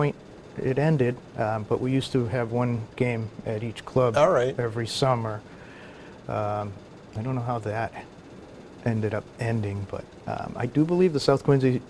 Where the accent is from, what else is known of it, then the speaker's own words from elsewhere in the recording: northern Italy, Italy; moved away; I am the only Italian-born member to date.